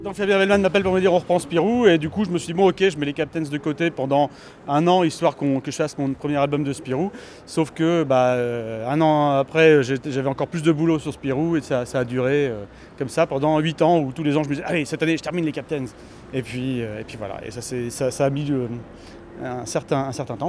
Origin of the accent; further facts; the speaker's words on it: Normandy, France; Moi, je suis normand